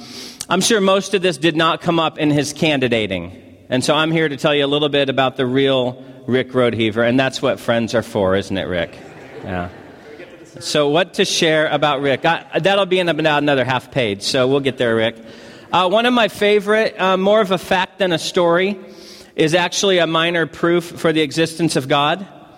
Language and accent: English; Missouri, United States; also born or lived in California; I'm from Missouri, moved to California, and have been to Hawaii on 3 separate occasions.